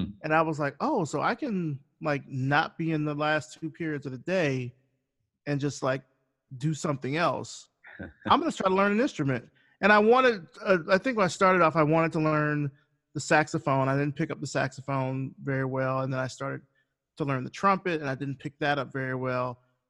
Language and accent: English; Selma, Alabama, United States; I actually haven't seen the movie, but that's because I'm from Selma.